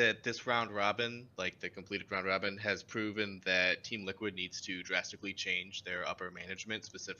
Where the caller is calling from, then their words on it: Cleveland, Ohio, United States; I am calling from Cleveland, Ohio.